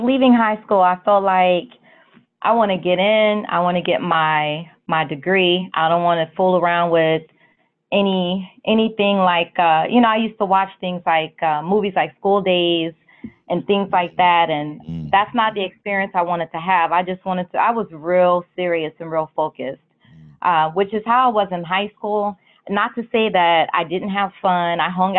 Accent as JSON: {"language": "English", "region": "Maryland", "country": "United States", "tie": "born or raised there", "also_born_or_lived": "Kansas / New Jersey / Germany", "said": "so I was born in Kansas. We lived in Jersey. We lived in Germany for about 5 years, and then we came back to the United States and moved to Maryland"}